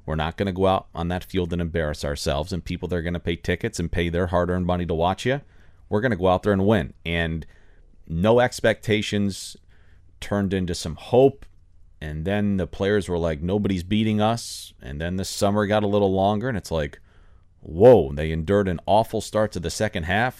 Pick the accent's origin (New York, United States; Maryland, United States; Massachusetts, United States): New York, United States; Finger Lakes; moved away as an adult; also born or lived in Orlando, Florida; now in Miami, United States; I grew up in New York. I grew up in farm country in the Finger Lakes outside of the Ithaca Cornell University area